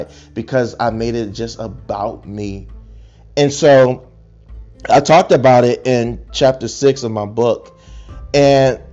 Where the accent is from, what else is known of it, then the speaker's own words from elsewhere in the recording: Chester, Pennsylvania, United States; also born or lived in Arkansas; now in Texas, United States; I'm born and raised in Chester, Pennsylvania